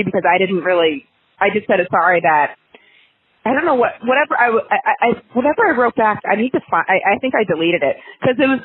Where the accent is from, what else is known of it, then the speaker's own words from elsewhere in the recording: Maine, United States; I'm from Maine